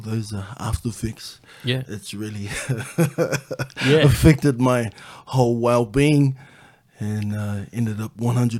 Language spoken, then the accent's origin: English; New Zealand; moved away as an adult; now in Canberra, Australia; I'm originally from Kiwi Aotearoa, land of the long white crown.